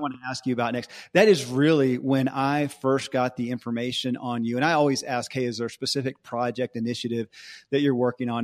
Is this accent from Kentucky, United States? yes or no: yes; Bowling Green, Kentucky, United States; I grew up in Bowling Green, Kentucky